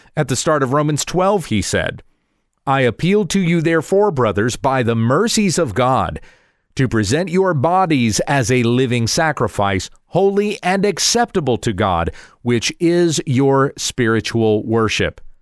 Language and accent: English; United States; we as citizens of this nation, speaking as an American